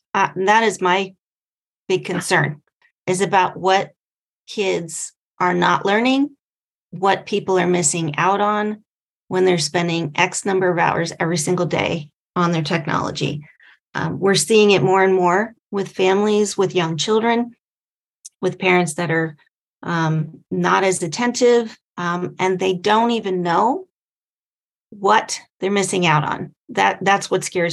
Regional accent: San Diego, California, United States; my hometown here in San Diego

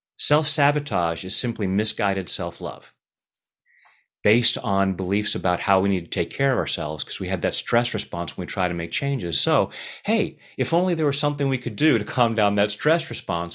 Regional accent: Anaheim, California, United States; I was born in Anaheim

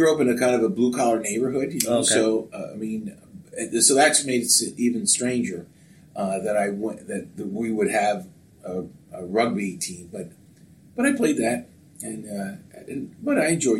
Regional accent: Upper Darby, Pennsylvania, United States; also born or lived in Philadelphia / Mexico City; now in Escondido, United States; I was born in Philadelphia, and I grew up just outside the city of Philadelphia in Upper Darby Township.

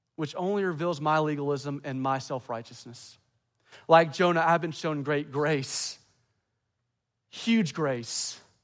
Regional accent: the American South, United States; I love being a Southerner

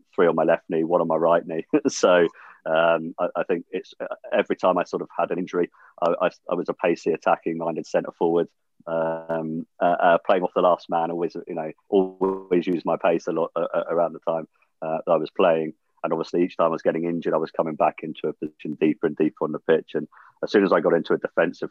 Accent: Jersey; growing up in Jersey

